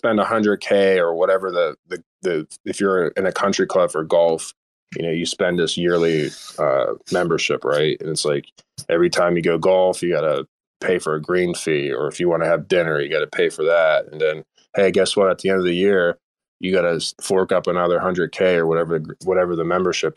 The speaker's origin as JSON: {"language": "English", "country": "United States", "said": "I'm too American for that."}